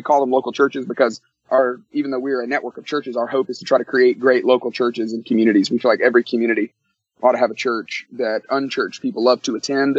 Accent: Tuscaloosa, Alabama, United States; moved away as an adult; now in Atlanta, United States; I grew up in Tuscaloosa, Alabama

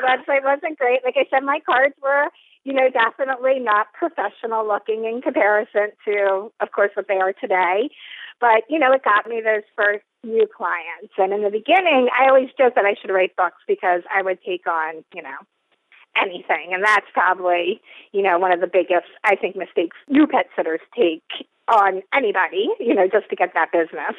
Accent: New Jersey, United States; also born or lived in Atlanta, Georgia; I'm from this area. I'm from South Jersey

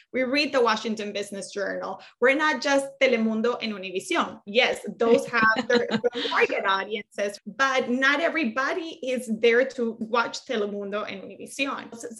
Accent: Colombia; moved away as an adult; I'm from Colombia. She's from El Salvador. She grew up here since she was very little. I came here when I was 19.

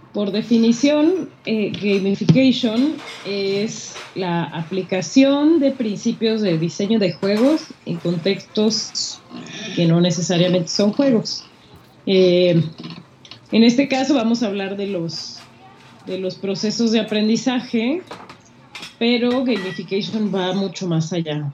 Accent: Mexico; nosotros mexicanos malinchistas

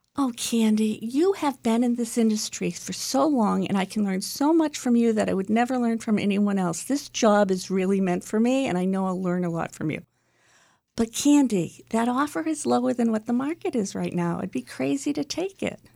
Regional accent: Chelsea, Massachusetts, United States; I grew up in Chelsea, Mass, so I'm a city girl

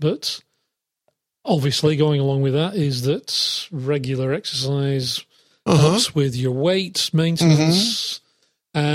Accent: England, United Kingdom; moved away; my home country, England

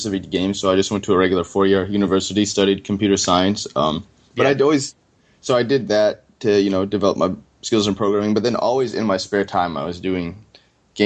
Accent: Florida, United States; moved away as an adult; also born or lived in Boston area; I grew up in Florida

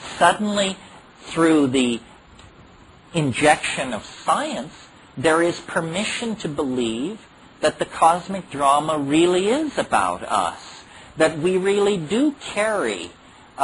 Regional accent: Berkeley, California, United States; I grew up in Berkeley in the 1960s

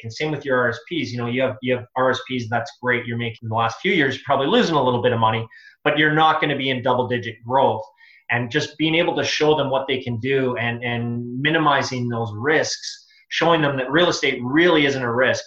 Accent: Edmonton, Alberta, Canada; moved away; I'm originally from Edmonton

